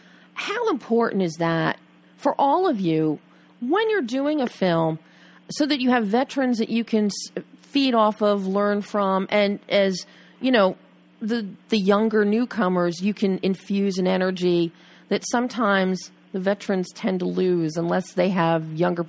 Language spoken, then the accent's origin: English; Philadelphia, Pennsylvania, United States; growing up in Philly.